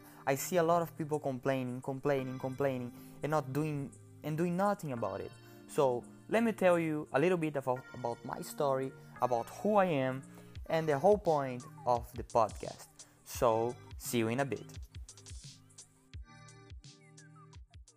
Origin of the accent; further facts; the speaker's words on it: Brazil; now in United States; I'm originally from Brazil, so I speak Portuguese.